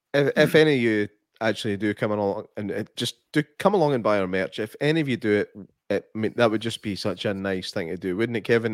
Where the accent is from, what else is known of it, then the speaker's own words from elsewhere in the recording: Scotland, United Kingdom; as a Scottish person, I've voted in every single general election.